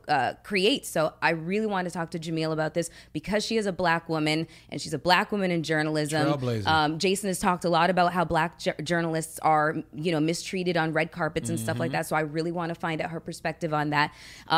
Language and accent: English; Toronto, Ontario, Canada; I was born and raised in Toronto